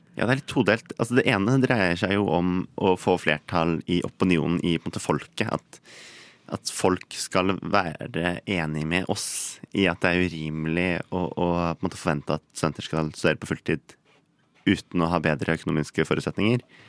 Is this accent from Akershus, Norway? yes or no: yes; Ski, Akershus, Norway; moved away as an adult; now in Bergen, Norway; Jeg kommer opprinnelig fra Ski her på Østlandet